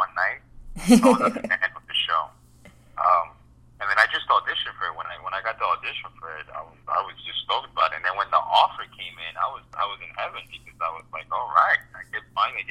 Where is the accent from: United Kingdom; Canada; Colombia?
Colombia; moved away; I'm Colombian. I was born in Colombia